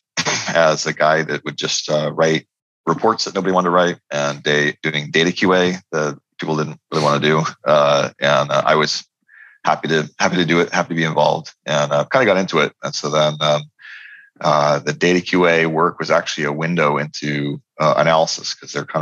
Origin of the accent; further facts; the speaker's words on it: Poughkeepsie, New York, United States; We grew up in Poughkeepsie, New York, which is the headquarters of the mainframe operations of IBM